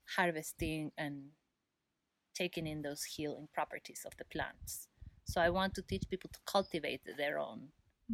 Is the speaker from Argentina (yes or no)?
yes; Argentina; moved away as an adult; also born or lived in East Coast, United States; now in California, United States; I'm from Argentina originally